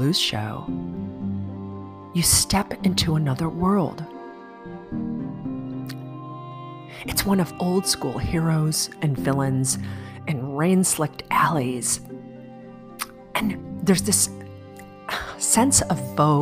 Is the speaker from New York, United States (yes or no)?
no; Chicago, Illinois, United States; born or raised there